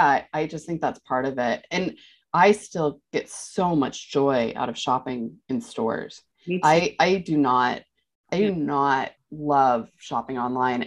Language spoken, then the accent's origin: English; New York, United States; as a mom, as a New Yorker, as a woman in fashion